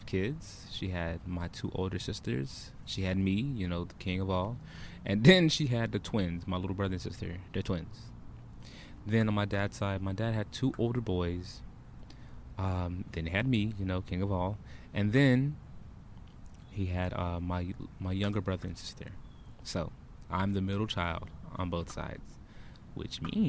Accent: Broward County, Florida, United States; I hail from Broward County, Florida. 954

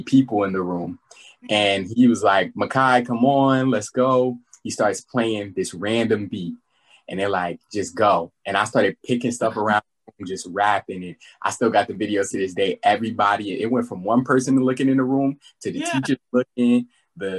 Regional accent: Linden, New Jersey, United States; there were a lot of rappers around my city, because I'm from Linden, New Jersey

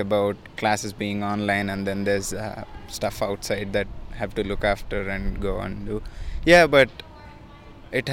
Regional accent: India; moved away as an adult; now in Australia; I'm from India and I'm studying Master of Management.

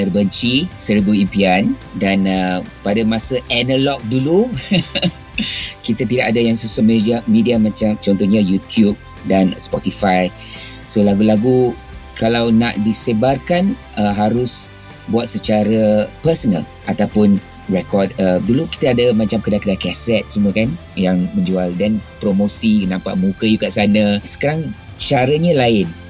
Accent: Kuala Lumpur, Malaysia; now in Singapore; Saya asal Kuala Lumpur, anak jati, dibesarkan di Kuala Lumpur, sekolah pun di Kuala Lumpur.

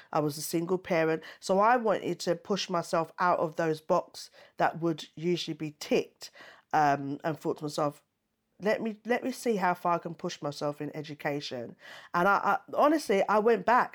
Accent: United Kingdom; I was born in the UK

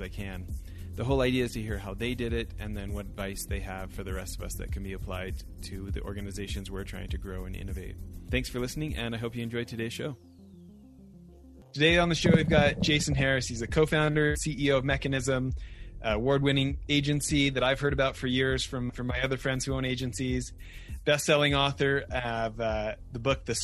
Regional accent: Canada; now in Utah, United States; I grew up in Canada

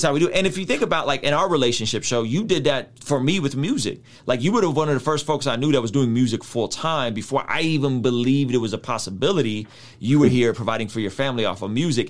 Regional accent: San Diego, California, United States; when I grew up in San Diego

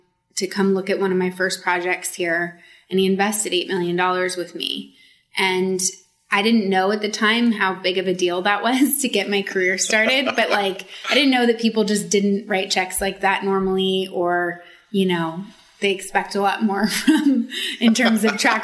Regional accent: Sacramento, California, United States; I grew up in Sacramento in a rural area.

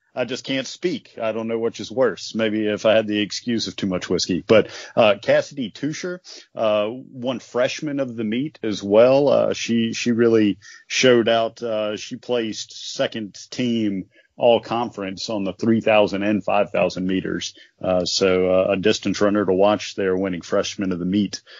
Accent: North Dakota, United States; moved away; I'm from North Dakota originally, and I was a Twins fan back as a little guy

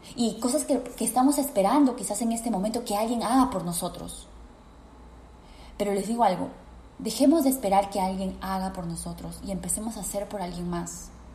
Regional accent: Peru; en mi país, Perú

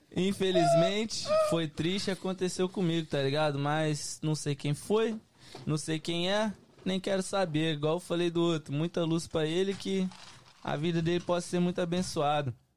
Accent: Belo Horizonte, Minas Gerais, Brazil; also born or lived in Oakland; now in United States; sou cria de BH

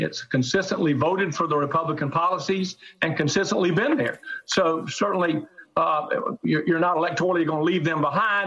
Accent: South Carolina, United States; my home state of South Carolina

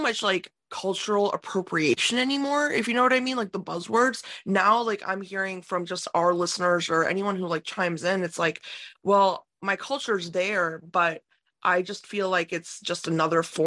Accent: United States; growing up in America

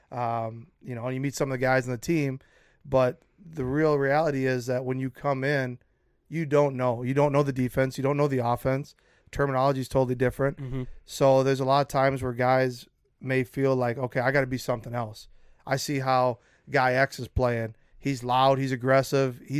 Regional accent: Minnesota, United States; born or raised there

